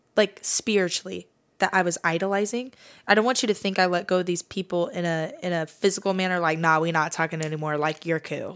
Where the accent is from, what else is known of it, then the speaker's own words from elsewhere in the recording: Fresno area, California, United States; I'm actually not from Fresno. I live on the outskirts of it, but I'm gonna say I'm from Fresno as a general, as a generalization